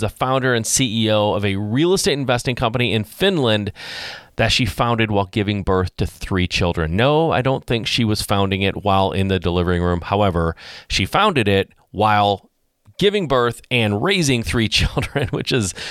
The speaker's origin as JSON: {"language": "English", "region": "Michigan", "country": "United States", "tie": "born or raised there", "said": "I was born and raised in Michigan. I've lived in Michigan my whole life"}